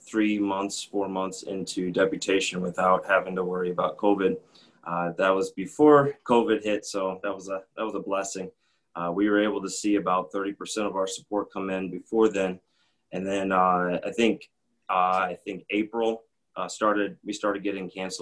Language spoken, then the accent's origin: English; Minnesota, United States; moved away as an adult; now in Panama; I grew up in Minnesota